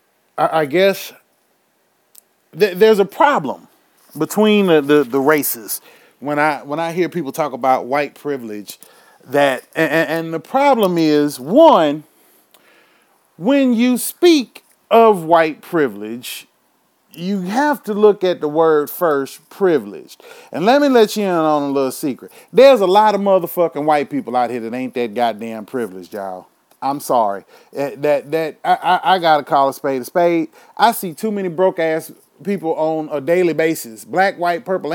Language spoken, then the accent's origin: English; Houston, Texas, United States; my hometown of Houston, motherfucking Texas